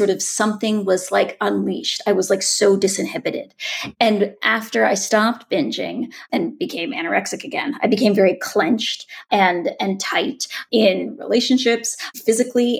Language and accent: English; Boulder, Colorado, United States; sitting in my mother's kitchen in the house I grew up in Boulder